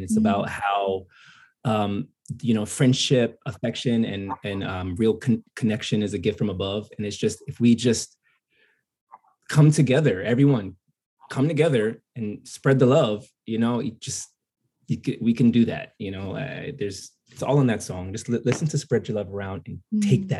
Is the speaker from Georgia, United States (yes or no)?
no; New Jersey, United States; I am from New Jersey, but being a Jersey boy